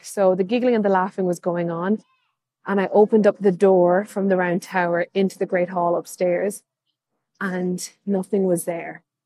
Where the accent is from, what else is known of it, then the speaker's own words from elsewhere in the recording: Kilkenny, Leinster, Ireland; I'm from Kilkenny, which is a medieval town full of history.